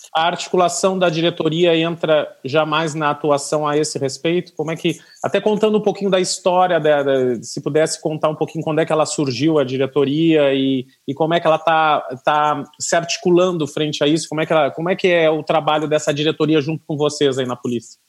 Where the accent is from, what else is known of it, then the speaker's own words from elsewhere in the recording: Rio Grande, Rio Grande do Sul, Brazil; moved away; eu sou do Rio Grande do Sul, sou de Rio Grande, Rio Grande do Sul